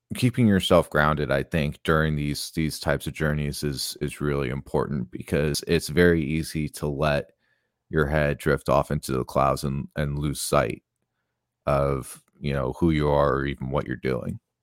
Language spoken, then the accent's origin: English; Tucson, Arizona, United States; I grew up in Tucson, Arizona.